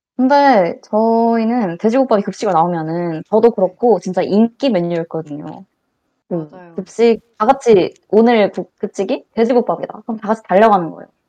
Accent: Changwon, South Gyeongsang, South Korea; moved away; 저는 본가가 창원이라서 부산에 가깝잖아요.

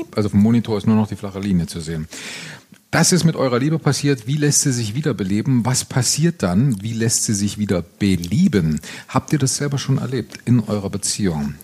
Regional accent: Thuringia, Germany; meine Heimat Thüringen

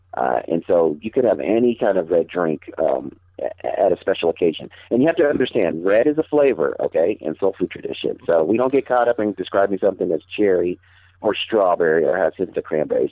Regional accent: Denver, Colorado, United States; I immediately lose street cred on soul food when I tell people that I'm from Denver. But yes, we do have soul food here

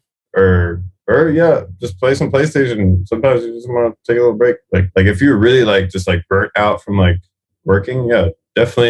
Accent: South Florida, United States; Florida is my hometown.

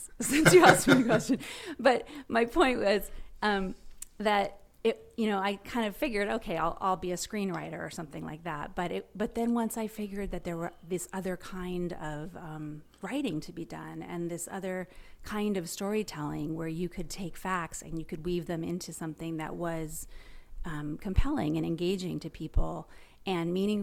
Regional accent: Los Angeles, California, United States; I grew up in Hollywood, and my parents were in the entertainment business.

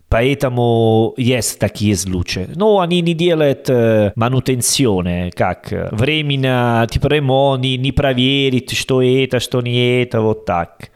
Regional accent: Italy; Russian is a second language; now in Uzbekistan; я итальянцы

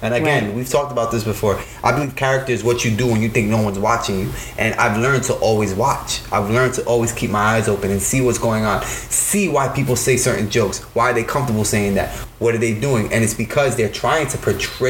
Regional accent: East Coast, United States; I'm from the East Coast

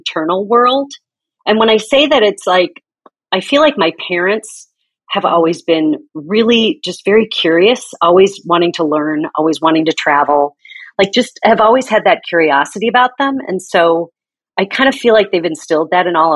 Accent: Chicago, Illinois, United States; moved away as an adult; also born or lived in San Francisco; I grew up in Chicago, a suburb of Chicago. I left when I was 22 to move to San Francisco

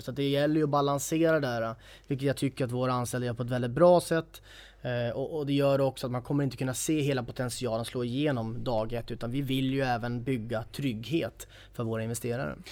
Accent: Sundsvall, Västernorrland County, Sweden; jag är eh, en sann norrlänning, född och uppvuxen i Sundsvall

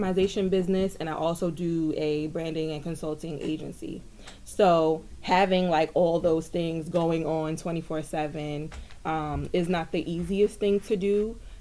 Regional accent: Jersey City, New Jersey, United States; I am also from Jersey City, also from the Hill.

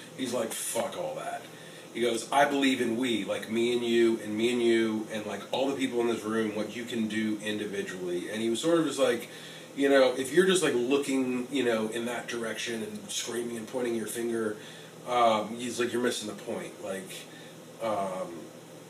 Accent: West Palm Beach, Florida, United States; moved away; West Palm Beach, Florida, where I'm from

